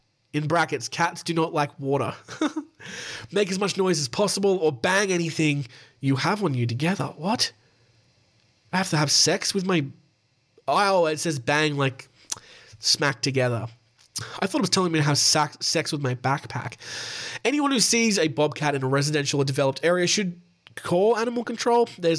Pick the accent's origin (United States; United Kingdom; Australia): United States; Ohio; accent: Ohio accent; That's my Ohio accent, by the way.